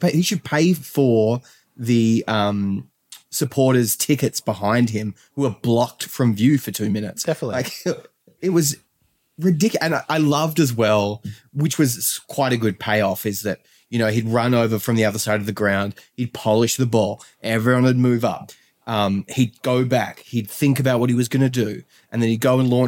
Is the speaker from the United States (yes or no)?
no; Australia; I come all the way from Australia to watch Spurs.